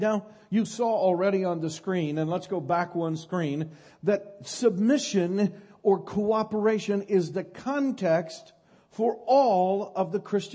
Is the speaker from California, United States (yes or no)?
yes; Northern California, United States; I'm from Northern California